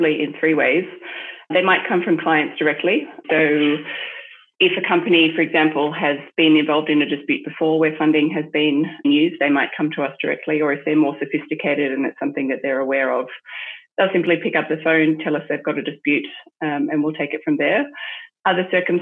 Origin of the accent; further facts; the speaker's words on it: Australia; moved away as an adult; also born or lived in Hong Kong / France / United Kingdom; now in Singapore; I'm Australian initially, and that's where I got my initial qualification.